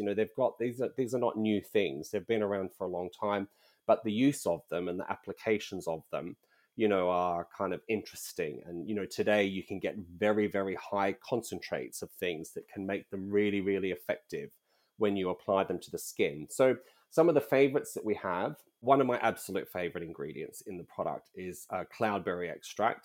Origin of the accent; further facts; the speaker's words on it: Australia; moved away as an adult; also born or lived in United Kingdom; I'm originally from Australia, so not Nordic in any way